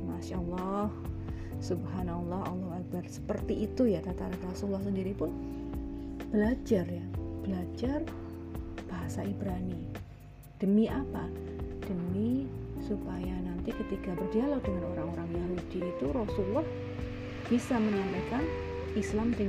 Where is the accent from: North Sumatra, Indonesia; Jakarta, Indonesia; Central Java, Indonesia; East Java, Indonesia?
East Java, Indonesia; kalau saya sendiri sebagai orang Jawa ya Jawa Timuran